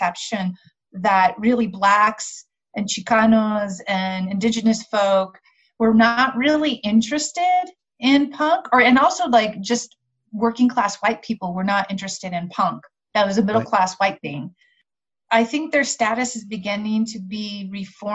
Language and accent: English; Albuquerque, New Mexico, United States; also born or lived in Las Cruces, New Mexico; I'm from Albuquerque. I was in the Albuquerque scene